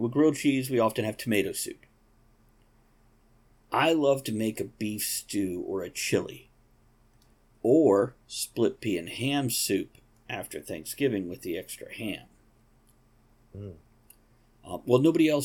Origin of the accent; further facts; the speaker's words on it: Ireland; As an Irishman